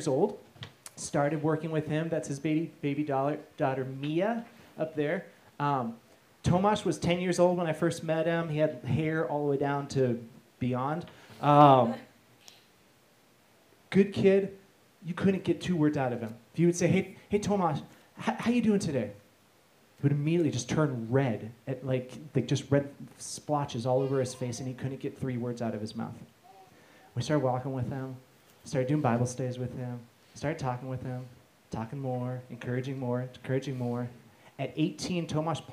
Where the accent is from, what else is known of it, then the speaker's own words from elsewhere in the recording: United States; being American